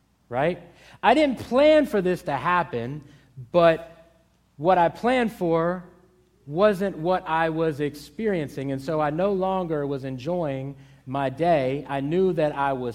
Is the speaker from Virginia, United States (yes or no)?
yes; Hampton Roads, Virginia, United States; I grew up in Hampton Roads, and I grew up on the water